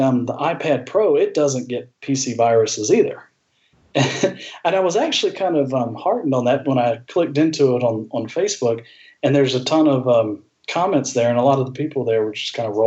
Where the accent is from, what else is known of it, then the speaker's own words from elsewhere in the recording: Augusta, Georgia, United States; that's my hometown